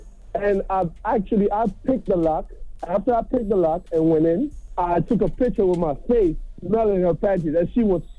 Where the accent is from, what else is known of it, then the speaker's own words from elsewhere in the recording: Jamaica; Yeah, I'm Jamaican